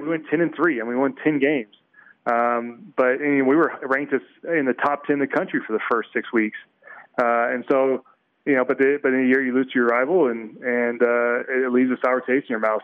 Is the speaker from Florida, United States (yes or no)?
no; Texas, United States; now in Utah, United States; I grew up in Texas, came up here